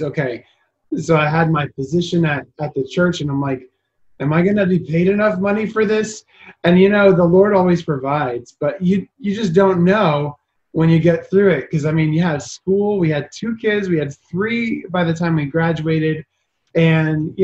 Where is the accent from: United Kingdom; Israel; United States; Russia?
United States; Hopatcong, New Jersey; moved away as an adult; also born or lived in Covington, Louisiana / Colorado Springs, Colorado; now in York, United States; originally from New Jersey. I grew up in Hopatcong